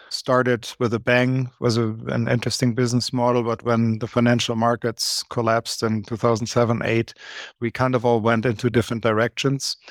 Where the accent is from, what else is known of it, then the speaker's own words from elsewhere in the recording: Germany; moved away as an adult; now in Canada; born and raised in Germany, and I came to Canada about twenty-five, twenty-six years ago in my very early thirties